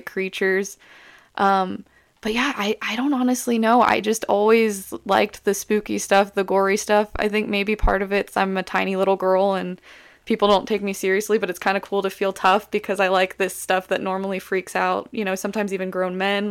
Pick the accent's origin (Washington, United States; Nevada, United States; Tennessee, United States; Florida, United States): Nevada, United States; Las Vegas; moved away; also born or lived in Alabama; I'm from Las Vegas, Nevada. I lived in Alabama for a while